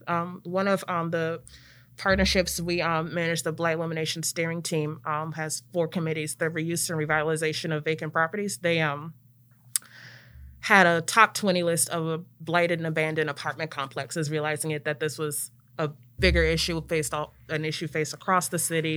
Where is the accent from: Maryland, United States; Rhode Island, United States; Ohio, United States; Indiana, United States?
Maryland, United States; Prince George's County; moved away as an adult; also born or lived in Ithaca, New York; now in Memphis, United States; I am from Maryland originally